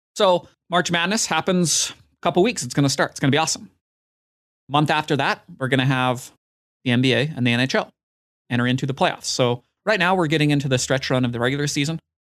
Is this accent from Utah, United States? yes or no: yes; Utah, United States; My hometown basketball team in the N B A, the Utah Jazz